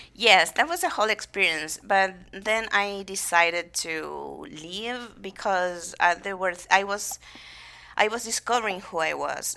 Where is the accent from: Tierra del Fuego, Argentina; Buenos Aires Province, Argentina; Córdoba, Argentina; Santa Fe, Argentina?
Buenos Aires Province, Argentina; General Madariaga; English is a second language; now in United States; I'm from a small town, town called, uh, General Madariaga